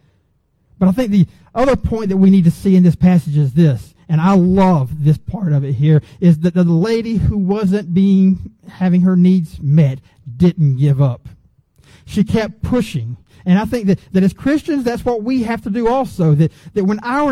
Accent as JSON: {"language": "English", "area": "Gwinnett County", "region": "Georgia", "country": "United States", "tie": "born or raised there", "said": "I grew up in Gwinnett County before Gwinnett County blew up"}